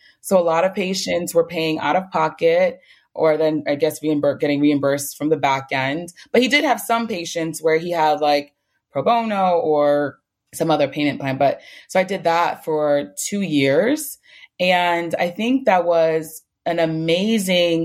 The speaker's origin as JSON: {"language": "English", "town": "New York City", "region": "New York", "country": "United States", "said": "I'm from the Bronx, that has like one of the worst health outcomes like in New York"}